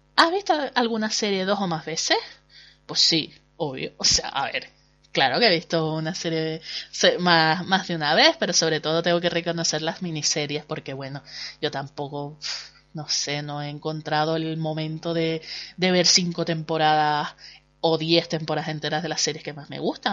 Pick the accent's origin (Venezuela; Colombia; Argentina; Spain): Spain; Canary Islands; accent: Canarian; los canarios no tenemos casi cabida en, en la televisión nacional porque bueno pues supongo que nuestro acento pues es un hándicap